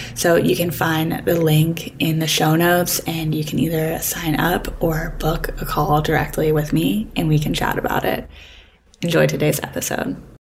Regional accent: Pittsburgh, Pennsylvania, United States; also born or lived in Vermont; now in Los Angeles, United States; I'm from Pittsburgh, but I used to live in Vermont

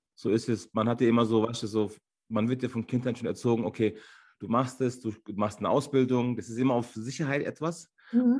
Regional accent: Munich, Bavaria, Germany; also born or lived in Ankara, Turkey / Landsberg; ich bin hier in München geboren. Äh, man sagt auch, ich wäre so ein türkischer Bayer

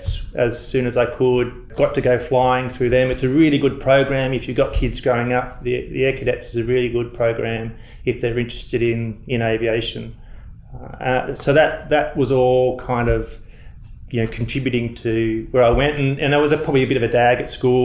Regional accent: Melbourne, Victoria, Australia; I grew up in Victoria. I used to ride my bike up to Moorabbin Airport

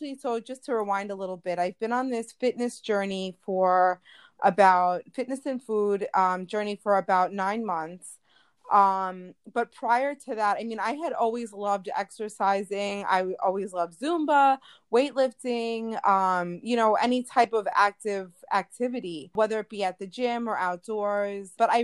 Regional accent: New York, United States; I am from New York, all the way on the other side of the pond.

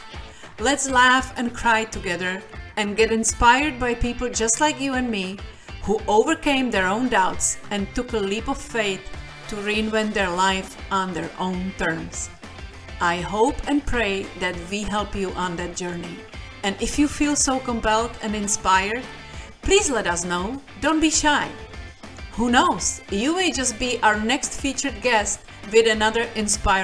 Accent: Czechia; moved away as an adult; now in Florida, United States; I'm Czech originally, and I lived in America for 20 years, last 10 years in Florida

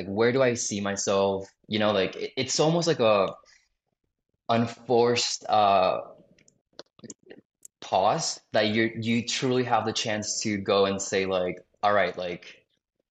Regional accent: South Florida, United States; moved away as an adult; I grew up in Florida, I went to college in Florida

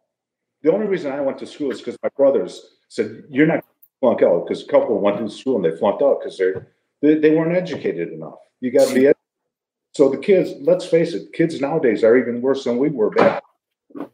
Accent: Detroit, Michigan, United States; I grew up in Detroit

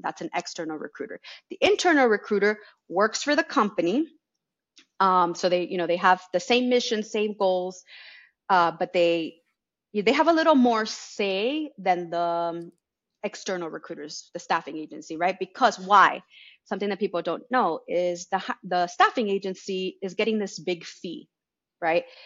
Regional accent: Miami, Florida, United States; I was born in Miami.

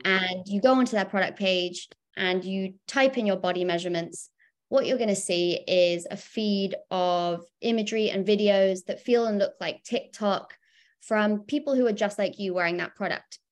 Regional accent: United Kingdom; I, I'm, I'm a Brit.

